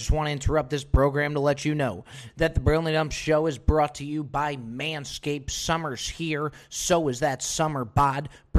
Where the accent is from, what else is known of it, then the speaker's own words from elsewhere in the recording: New Jersey, United States; Grew up in Jersey, born and raised in Jersey.